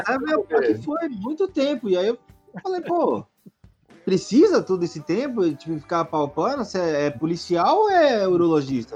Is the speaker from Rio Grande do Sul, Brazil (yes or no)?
no; São Paulo, Brazil; eu sou de São Paulo e... e... Ah, mas que lugar de São Paulo? Eu falei, como é, Zona Oeste